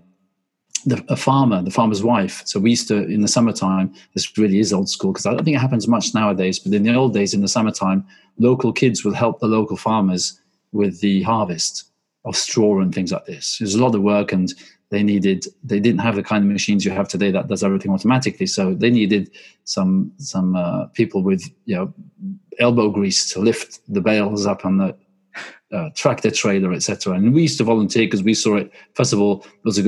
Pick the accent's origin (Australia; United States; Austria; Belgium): Belgium; moved away; I grew up in Belgium. I'm half Swedish and half English, and we lived in the countryside